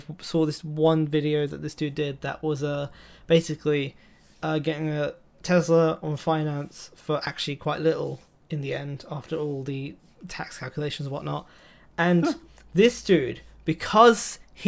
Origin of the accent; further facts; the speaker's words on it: United Kingdom; accent: British; they hear my British accent